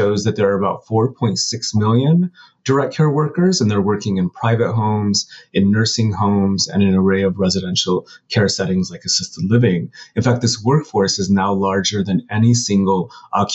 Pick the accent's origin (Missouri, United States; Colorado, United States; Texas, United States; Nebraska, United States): Colorado, United States; Pueblo; moved away as an adult; now in New York, United States; I'm from Southern Colorado. I'm from a city called Pueblo. And I moved to New York probably about 20 years ago and have stayed here since